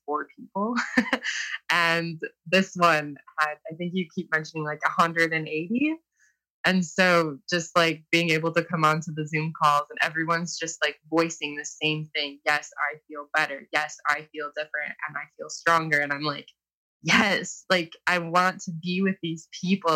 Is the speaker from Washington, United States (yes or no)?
no; Toledo, Ohio, United States; I'm from Toledo, Ohio